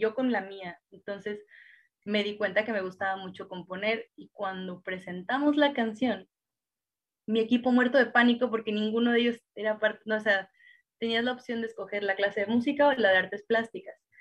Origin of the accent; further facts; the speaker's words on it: Cuautla, Morelos, Mexico; yo soy de Morelos y allá en Cuautla, Morelos era todavía más complicado